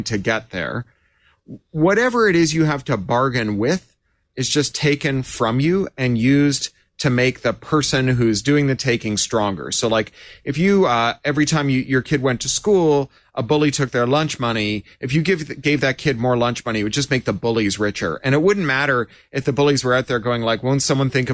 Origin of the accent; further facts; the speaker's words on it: Toronto, Ontario, Canada; growing up in Toronto